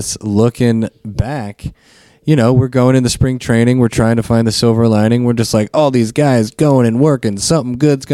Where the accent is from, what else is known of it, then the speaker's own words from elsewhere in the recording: Lexington, Kentucky, United States; I'm from Lexington